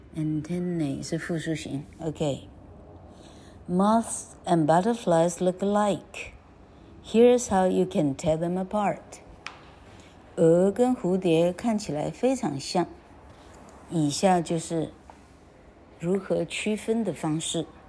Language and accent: Chinese; Taiwan; 我们台湾人